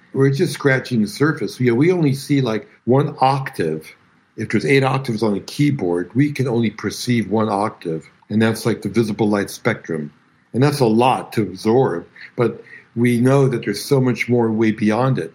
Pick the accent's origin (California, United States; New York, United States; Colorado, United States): New York, United States; New York City; also born or lived in Bronx; growing up in Brooklyn